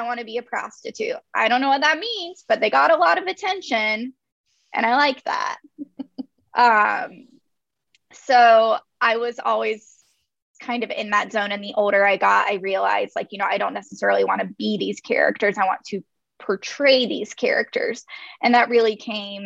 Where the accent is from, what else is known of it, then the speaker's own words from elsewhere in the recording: North Carolina, United States; I'm from North Carolina. I'm from a very rural area of North Carolina. And then I grew up outside of that area.